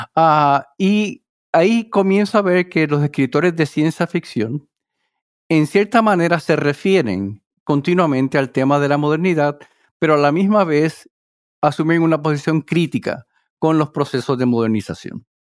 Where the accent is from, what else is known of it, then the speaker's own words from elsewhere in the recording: Mayagüez, western Puerto Rico, Puerto Rico; moved away as an adult; also born or lived in New Jersey; now in Worcester, United States; yo nací en Puerto Rico, en el área oeste, en Mayagüez